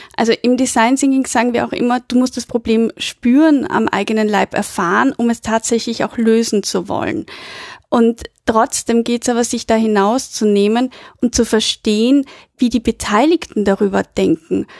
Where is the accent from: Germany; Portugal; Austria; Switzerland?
Austria; Vienna; Ich komme aus Wien